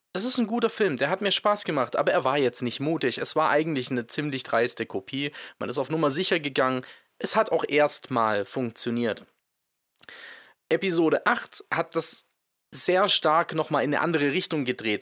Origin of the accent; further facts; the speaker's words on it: Swabia, Germany; ich bin ja Schwabe